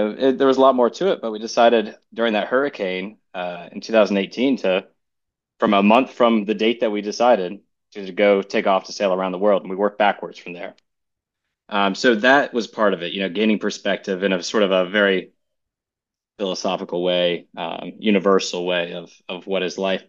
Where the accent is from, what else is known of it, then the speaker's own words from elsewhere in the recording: Charleston, South Carolina, United States; I'm from South Carolina in Charleston.